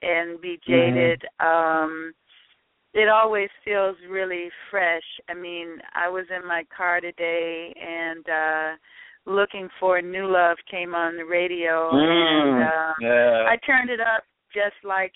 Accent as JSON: {"language": "English", "town": "Chicago", "region": "Illinois", "country": "United States", "said": "I'm a girl from Chicago"}